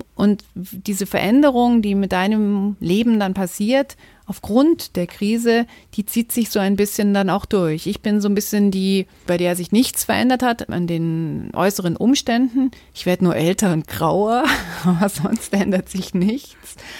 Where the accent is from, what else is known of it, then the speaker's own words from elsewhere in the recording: Munich, Bavaria, Germany; ich bin in München geboren, habe mein ganzes Leben immer nur in München gelebt